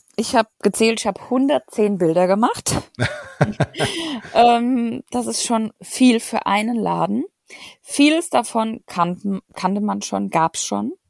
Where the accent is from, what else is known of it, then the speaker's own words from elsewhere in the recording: Germany; wir als Deutsche